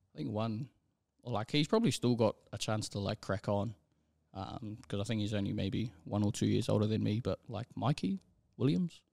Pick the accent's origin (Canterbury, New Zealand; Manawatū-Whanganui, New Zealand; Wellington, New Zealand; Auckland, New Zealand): Auckland, New Zealand; born and raised out in, out in Rewa